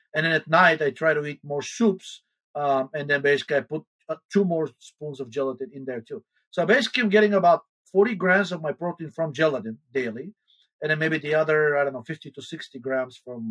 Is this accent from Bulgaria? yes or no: yes; Bulgaria; moved away; I'm originally from Bulgaria